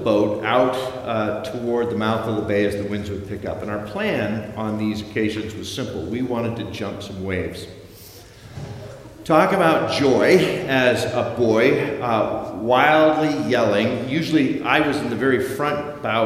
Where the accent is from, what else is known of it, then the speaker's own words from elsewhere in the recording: Flathead Lake, Montana, United States; I grew up in Montana on Flathead Lake.